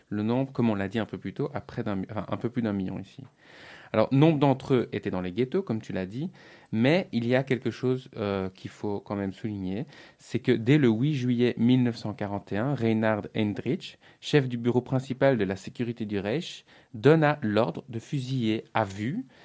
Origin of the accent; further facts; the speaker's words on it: Liège, Wallonia, Belgium; par exemple, la ville de Liège aujourd'hui en Belgique.